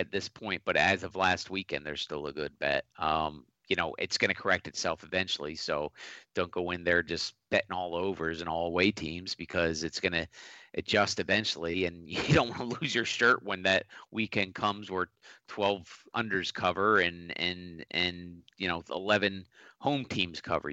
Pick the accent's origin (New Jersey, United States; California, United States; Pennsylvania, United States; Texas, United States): Pennsylvania, United States; Philadelphia; I'm from Philadelphia